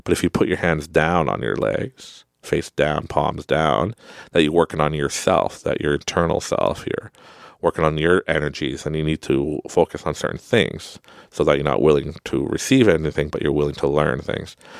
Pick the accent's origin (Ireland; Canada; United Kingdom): Canada; accent: Canadian; You can hear my Canadian accent